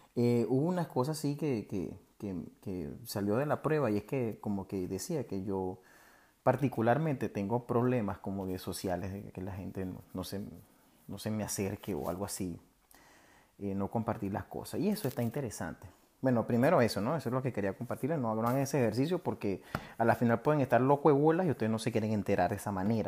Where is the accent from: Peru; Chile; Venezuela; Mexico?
Venezuela; moved away; los venezolanos están repartidos por todos lados